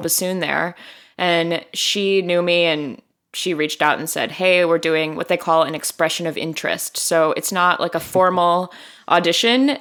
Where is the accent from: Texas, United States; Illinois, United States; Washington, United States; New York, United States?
Illinois, United States; Chicago; moved away as an adult; also born or lived in Miami; I grew up in Hyde Park.